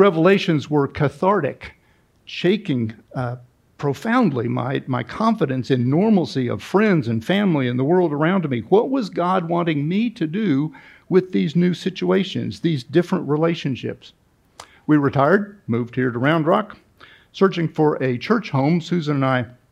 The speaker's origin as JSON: {"language": "English", "town": "Kansas City", "region": "Missouri", "country": "United States", "tie": "born or raised there", "said": "I grew up in Kansas City, Missouri, outside Kansas City, Missouri, in the 60s and 70s."}